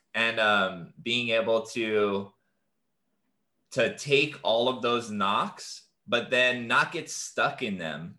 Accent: Hawaii, United States; growing up in Hawaii, and I'm a native Hawaiian um, from this land

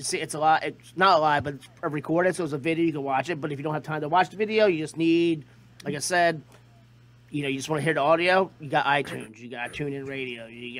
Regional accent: Delaware, United States; I'm from Delaware.

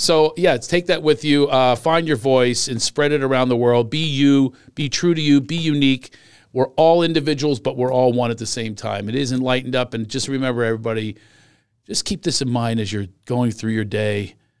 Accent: Pennsylvania, United States; moved away; I grew up in Pennsylvania

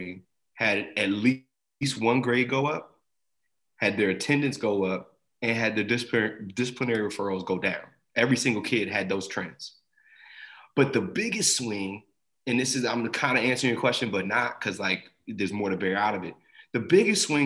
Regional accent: Asbury Park, New Jersey, United States; I grew up in Jersey, you know, I grew up in a pretty black area in Jersey too, and, you know, the Jersey Shore, Asbury Park

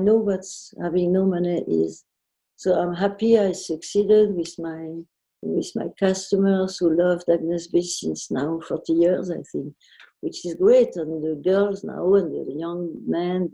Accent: Versailles, Île-de-France, France; I was raised in Versailles

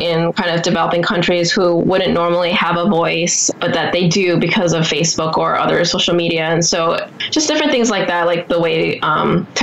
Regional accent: Taiwan; now in United States; Part of my life, I grew up in Taiwan in a pretty collectivist culture.

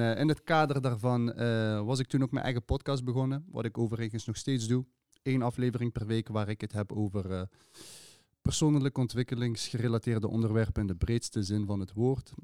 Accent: Sittard-Geleen, Limburg, Netherlands; now in Maastricht, Netherlands; wel gewoon geboren en getogen in het zuiden van het land. Ik woon nu sinds 12 jaar in, in Maastricht. Het is alweer 12 jaar. Ja, ja, ja, ja, het is 12 jaar. Ik kom oorspronkelijk uit Geleen Sittard

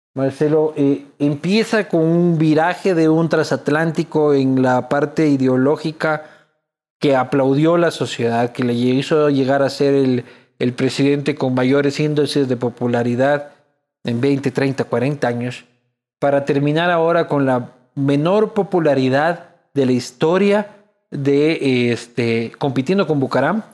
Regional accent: Loja, Ecuador; Yo soy de Loja, yo soy de Loja

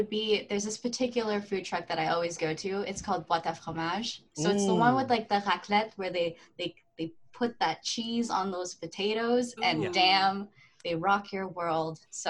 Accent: Montreal, Quebec, Canada; also born or lived in Philippines / Australia; I come to Canada, right? I get my Canadian citizenship, and I was raised in the West Island, which is very predominantly white English Canadians.

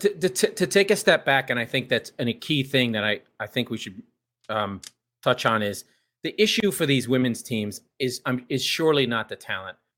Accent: San Diego, California, United States; She pl, she plays here in my hometown

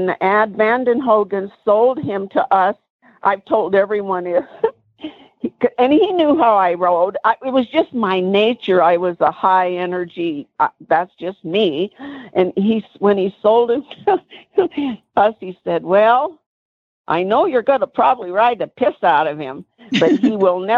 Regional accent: United States; moved away; I was from Washington

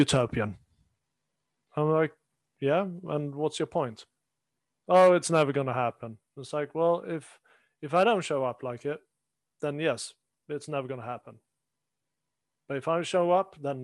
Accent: Sweden; moved away; growing up in Sweden

